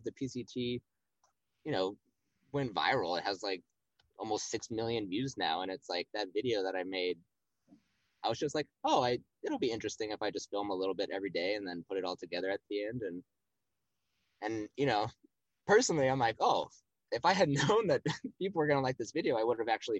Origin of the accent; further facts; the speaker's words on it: United States; as an American person who has never lived in another country before